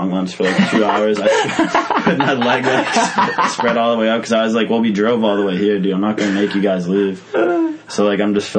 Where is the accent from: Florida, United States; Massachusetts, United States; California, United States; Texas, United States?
Massachusetts, United States; We're from Massachusetts.